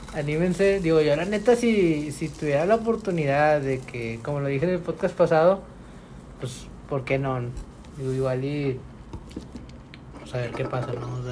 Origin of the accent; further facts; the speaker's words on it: Mexico; somos muchos mexicanos